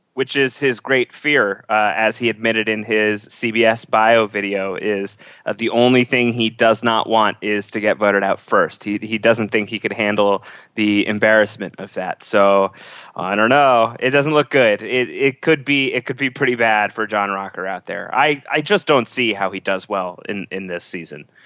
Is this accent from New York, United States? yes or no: yes; New York, United States; being a New Yorker